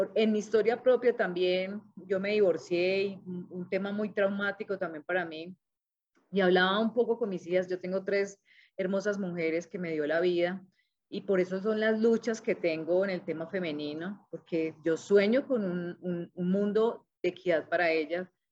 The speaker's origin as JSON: {"language": "Spanish", "town": "Cali", "region": "Valle del Cauca", "country": "Colombia", "moved": "yes", "lives_now": "Manizales, Colombia", "said": "soy caleña"}